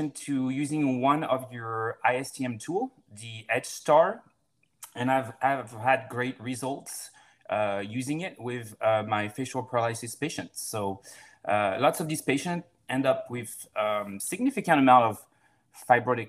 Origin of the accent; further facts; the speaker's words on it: France; moved away as an adult; also born or lived in Florida, United States; now in Seattle, United States; I'm from France